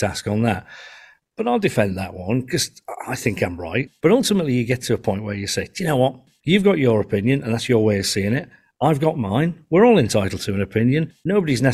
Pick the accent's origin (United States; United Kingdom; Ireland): United Kingdom; Yorkshire and the Humber; I'm a Yorkshireman, right? And we're famous for having an opinion on everything